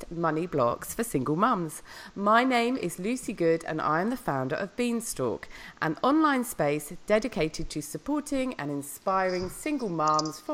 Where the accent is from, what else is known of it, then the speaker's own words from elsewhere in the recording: Noosa, Queensland, Australia; my hometown, Noosa